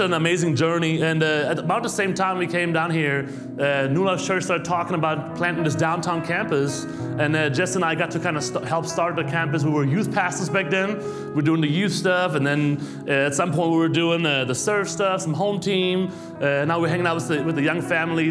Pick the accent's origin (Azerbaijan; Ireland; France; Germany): Germany; moved away as an adult; also born or lived in New York City; now in United States; I'm born and raised in Germany